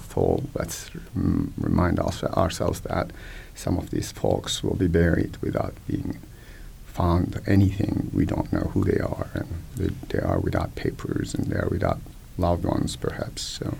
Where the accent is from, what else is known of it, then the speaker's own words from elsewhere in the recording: Kahramanmaraş, Turkey; some of the cities like Kilis and Antep, which is about 100 miles southeast of my hometown of Marsh.